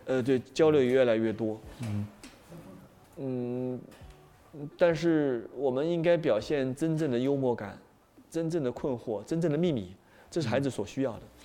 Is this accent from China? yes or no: yes; China; 我们是中国人